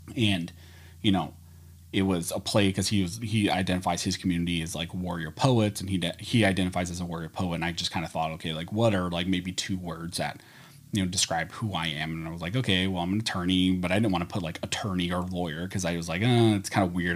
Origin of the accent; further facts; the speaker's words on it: California, United States; also born or lived in Pennsylvania; where I grew up in California, where we only had indoor ranges